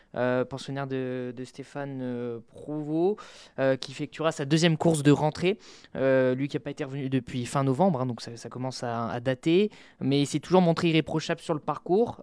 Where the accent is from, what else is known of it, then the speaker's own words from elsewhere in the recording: Nord, Hauts-de-France, France; je suis du Nord